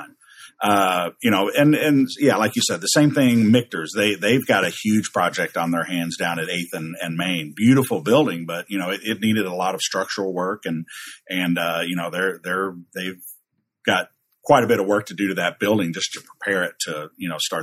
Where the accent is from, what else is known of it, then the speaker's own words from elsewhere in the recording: Louisville, Kentucky, United States; right here in the middle of Louisville and my hometown